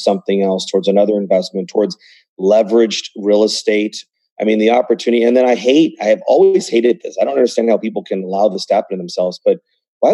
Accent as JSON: {"language": "English", "country": "United States", "tie": "born or raised there", "said": "I was born in the United States"}